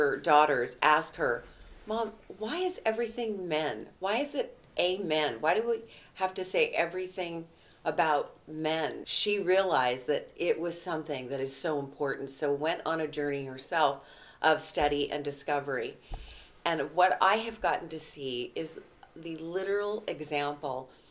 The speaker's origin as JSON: {"language": "English", "region": "West Coast", "country": "United States", "tie": "born or raised there", "moved": "as an adult", "lives_now": "Midwest, United States", "said": "having been born and raised in the West Coast and just here in the Midwest the last couple of years"}